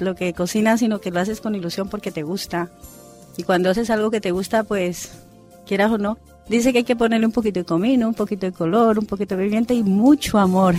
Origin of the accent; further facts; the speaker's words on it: Colombia; moved away as an adult; also born or lived in Spain; now in Sagunto, Spain; yo soy colombiana